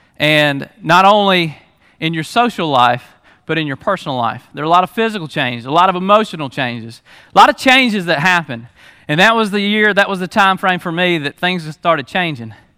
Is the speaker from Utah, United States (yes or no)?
no; Lula, Georgia, United States; also born or lived in Hall County, Georgia; we moved to Lula